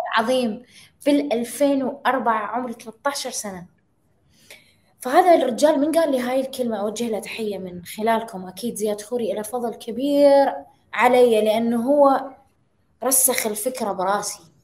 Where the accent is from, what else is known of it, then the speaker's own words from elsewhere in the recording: Iraq; عندنا بالعراق